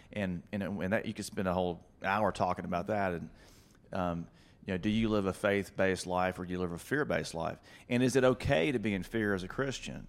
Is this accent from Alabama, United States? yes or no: yes; Florence, Alabama, United States; moved away as an adult; also born or lived in Birmingham, Alabama; North Alabama. I'm from Florence, Alabama